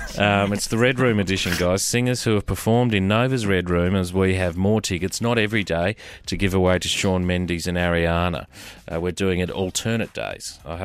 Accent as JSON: {"language": "English", "region": "London", "country": "United Kingdom", "said": "…."}